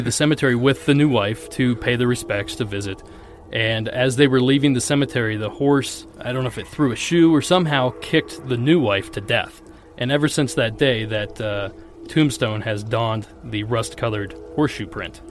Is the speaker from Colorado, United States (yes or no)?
no; Ohio, United States; I grew up in Ohio